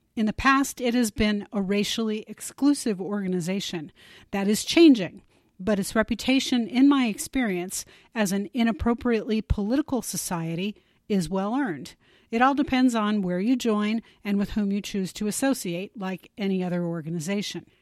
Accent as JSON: {"language": "English", "country": "United States", "said": "I definitely feel fortunate to be an American"}